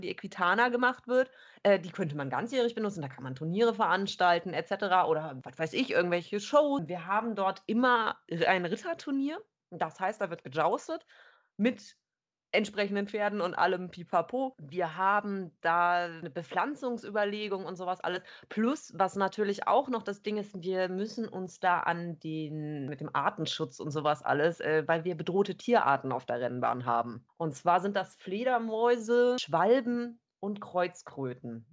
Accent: Cologne, North Rhine-Westphalia, Germany; weil ich überhaupt kein Karnevalist bin und das als Kölnerin

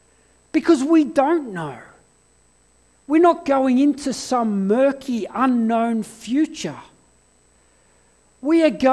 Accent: England, United Kingdom; born there; And I fled to England because I was born in England, and I spent 3 months in England asking big questions of life.

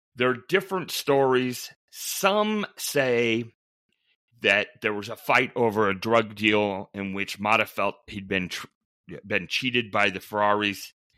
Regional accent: Western Colorado, United States; moved away as an adult; also born or lived in Minnesota; I grew up in Western Colorado, went to Colorado State undergrad, went to Minnesota as a law student

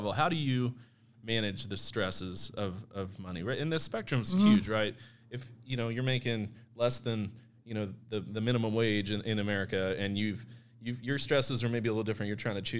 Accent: Central Missouri, United States; also born or lived in Kansas; I'm from Central Missouri.

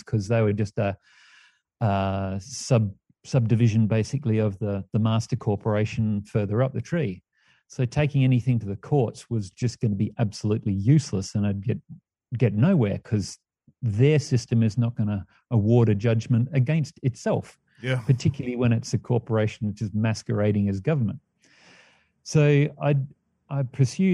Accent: Perth, Western Australia, Australia; moved away as an adult; also born or lived in Sydney; now in Mount Shasta, United States; I was born in Sydney, grew up in Perth

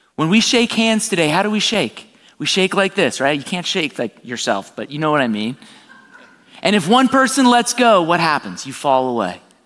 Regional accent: South Florida, United States; I'm born and raised in South Florida.

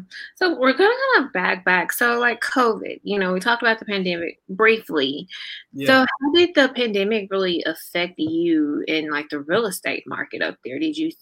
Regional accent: the South, United States; I'm from the South. We're not used to the cold. Like, it's like 8 degrees here today.

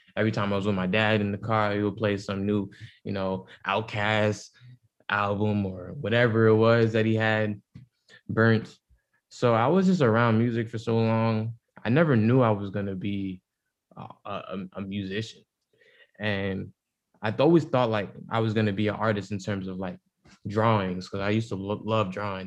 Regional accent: New York City, New York, United States; I'm from the Bronx, but you know my upbringing was still different

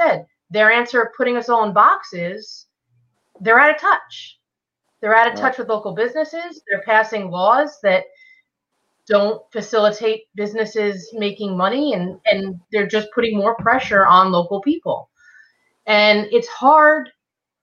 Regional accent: Southampton, New York, United States; my family growing up, you know, we lived in a 5-bedroom house in Southampton Village.

